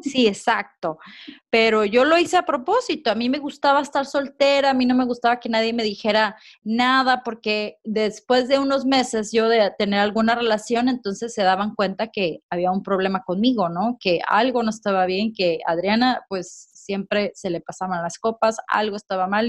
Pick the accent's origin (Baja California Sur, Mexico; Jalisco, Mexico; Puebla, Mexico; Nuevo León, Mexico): Jalisco, Mexico; Puerto Vallarta; moved away as an adult; now in Liverpool, United Kingdom; yo soy originaria de Puerto Vallarta. Tengo cuatro años y medio aproximadamente que me vine a vivir a Inglaterra, a Liverpool